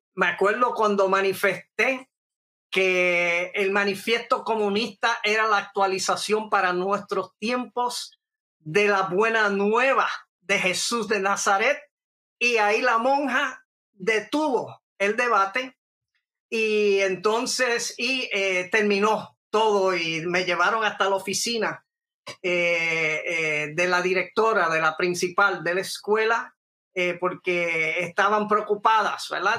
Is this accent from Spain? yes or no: no; Puerto Rico; also born or lived in New York City, United States (born); yo estuve entre miles de jóvenes puertorriqueños